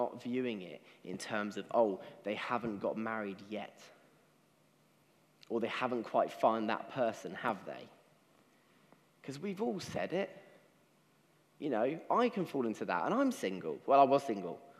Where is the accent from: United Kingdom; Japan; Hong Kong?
United Kingdom; as British people